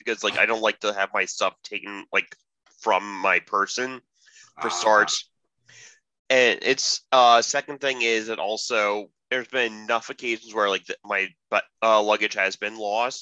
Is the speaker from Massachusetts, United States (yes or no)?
no; New York, United States; I'm a New Yorker